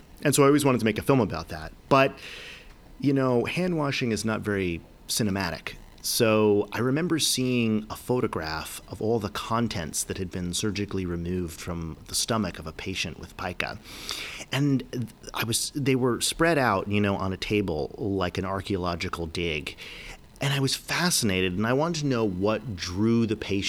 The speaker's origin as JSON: {"language": "English", "region": "New York", "country": "United States", "tie": "born or raised there", "said": "I grew up in New York. I spent a lot of time in upstate New York."}